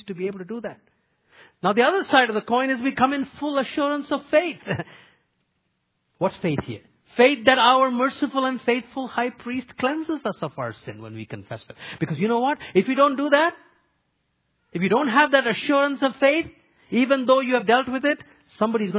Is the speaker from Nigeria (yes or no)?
no; India; moved away; Where I grew up in India